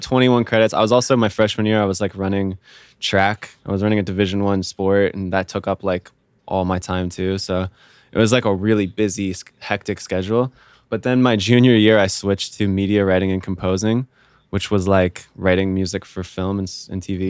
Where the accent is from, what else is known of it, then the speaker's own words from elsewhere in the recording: Vienna, Virginia, United States; moved away as an adult; also born or lived in Miami, Florida; I'm from, uh, Northern Virginia